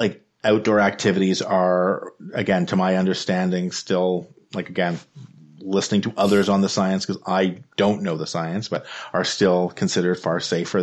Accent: Ottawa, Ontario, Canada; I grew up in Ottawa. I lived in Ottawa for many years. I shouldn't say grew up because I lived in a whole bunch of different places, but I lived in Ottawa till I was 7. And then I lived back in Ottawa again, from like ages 13 to 15.

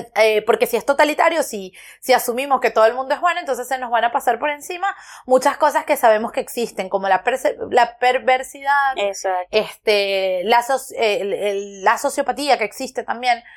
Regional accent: Petare, Miranda, Venezuela; moved away; yo nací, crecí en Petare

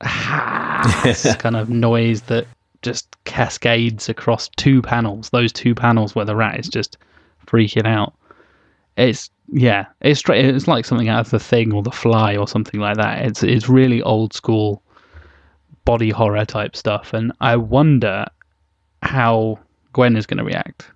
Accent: United Kingdom; we, we're all British. We're all, all very, unfortunately very British.

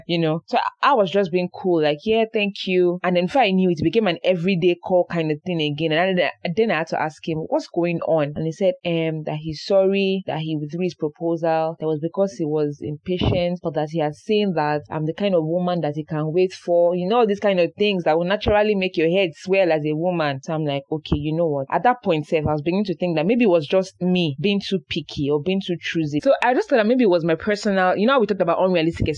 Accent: Oyo, Nigeria; we are from Oyo

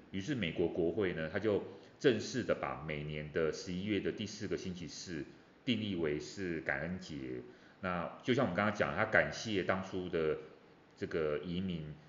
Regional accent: Taiwan; 我们台湾人

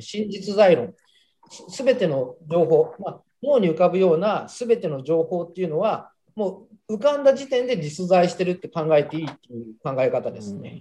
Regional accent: Japan; 日本に生まれて

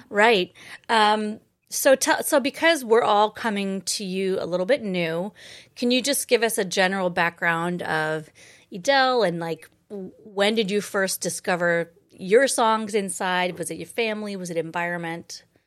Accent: Boise, Idaho, United States; moved away as an adult; also born or lived in Twin Falls, Idaho; now in New York City, United States; I was born in Twin Falls and raised in Boise

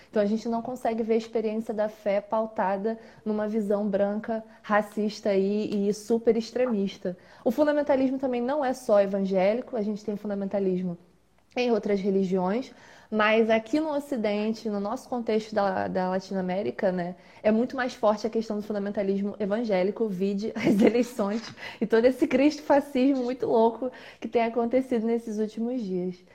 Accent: Duque de Caxias, Rio de Janeiro, Brazil; sou de Caxias, sou aqui de Caxias do Rio de Janeiro

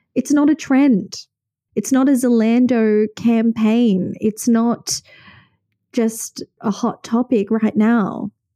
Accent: Sydney, New South Wales, Australia; born and raised in Sydney, Australia

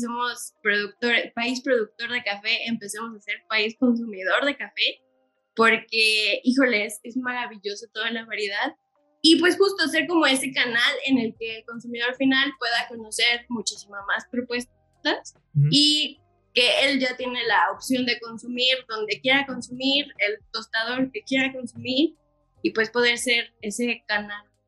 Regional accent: Querétaro, Mexico; Yo sí soy nacida aquí en Querétaro, pero de papás foráneos

